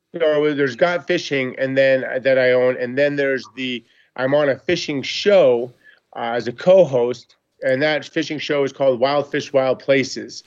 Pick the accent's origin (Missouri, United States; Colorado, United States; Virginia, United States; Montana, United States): Montana, United States; I grew up in Montana